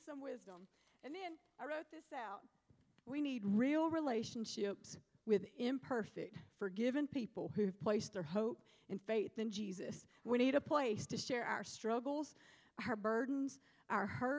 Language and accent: English; Alabama, United States; moved away; also born or lived in Starkville, Mississippi; When I went home recently, I went to Southside High School. I'm from Alabama